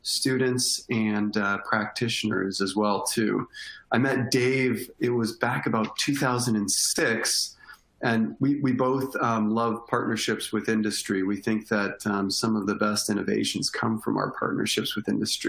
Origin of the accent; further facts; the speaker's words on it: Windsor, Ontario, Canada; moved away as an adult; also born or lived in Northwest Ohio; now in Ohio, United States; I'm originally from Windsor, Ontario, right across the river from Detroit, Michigan in Canada